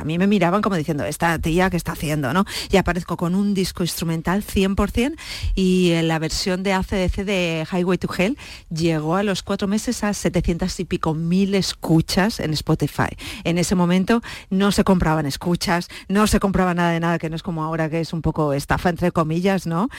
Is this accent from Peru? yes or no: no; Cuenca, Castilla-La Mancha, Spain; moved away; also born or lived in Ireland; yo ya desde los 17 años, 16 años, que soy de Cuenca, en Cuenca yo ya estaba con grupos